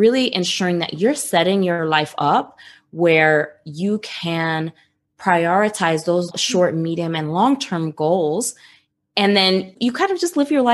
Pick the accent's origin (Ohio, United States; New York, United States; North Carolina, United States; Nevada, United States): New York, United States; I grew up in New York